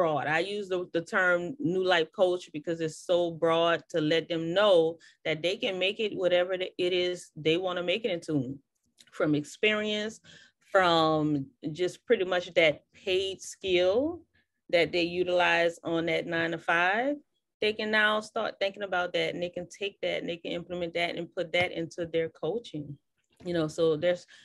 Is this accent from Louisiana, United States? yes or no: yes; New Orleans, Louisiana, United States; now in Houston, United States; I'm from New Orleans, and I grew up on bounce music